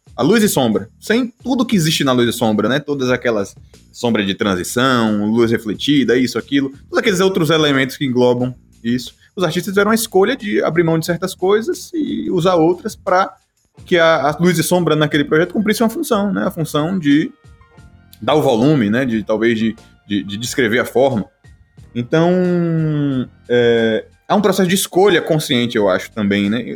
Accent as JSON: {"language": "Portuguese", "town": "Nova Soure", "region": "Bahia", "country": "Brazil", "tie": "born or raised there", "also_born_or_lived": "Salvador", "said": "hoje moro aqui em uma cidadezinha no interior da Bahia, que é Nova Soura. E, na verdade, é a cidade que eu cresci, é uma cidade no sertão, velho, da Bahia"}